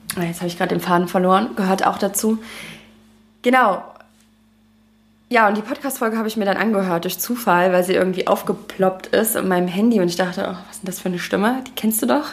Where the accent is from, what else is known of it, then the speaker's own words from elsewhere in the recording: Leipzig, Saxony, Germany; moved away as an adult; now in Dahab, Egypt; meine Heimatstadt, denn ich bin aus Leipzig